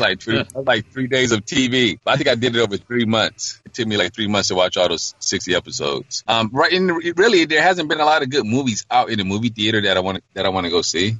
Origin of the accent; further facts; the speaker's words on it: Detroit, Michigan, United States; growing up in Detroit.